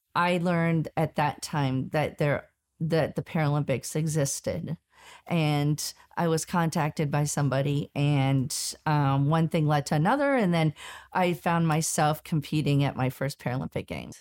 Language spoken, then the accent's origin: English; Southern California, United States; I was born and raised in Southern California